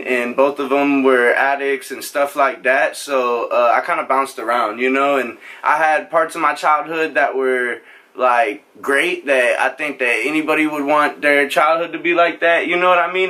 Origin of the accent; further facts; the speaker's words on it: Norfolk, Nebraska, United States; moved away as an adult; also born or lived in Omaha, Nebraska; now in Houston, United States; I'm from Nebraska originally. I grew up there in a town called Norfolk.